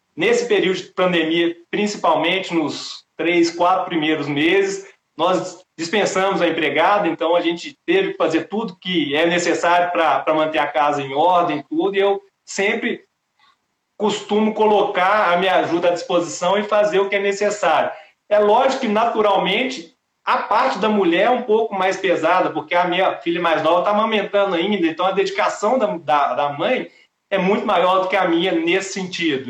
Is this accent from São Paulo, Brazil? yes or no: no; Belo Horizonte, Minas Gerais, Brazil; now in Brasília, Brazil; Belo Horizonte, que é a minha cidade natal